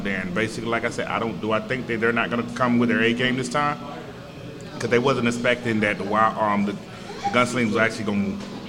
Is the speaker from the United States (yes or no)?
yes; Virginia, United States; now in San Antonio, United States; See, I'm originally from Virginia.